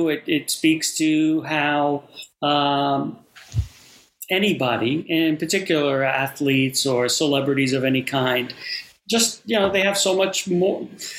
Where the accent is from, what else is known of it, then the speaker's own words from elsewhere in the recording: New York, United States; being a New Yorker, being a Yankees fan.